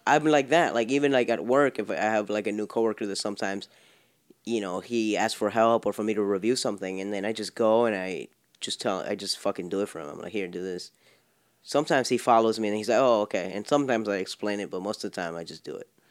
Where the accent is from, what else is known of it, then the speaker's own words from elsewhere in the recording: Miami, Florida, United States; I'm from Miami